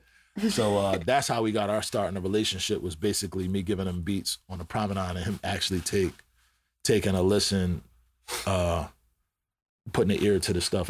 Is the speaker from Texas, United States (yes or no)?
no; Philadelphia, Pennsylvania, United States; I'm from Philly